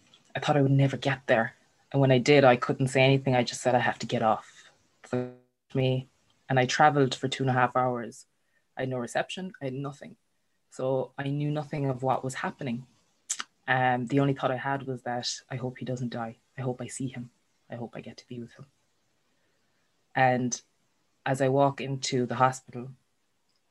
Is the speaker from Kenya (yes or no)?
no; Ireland; we're Irish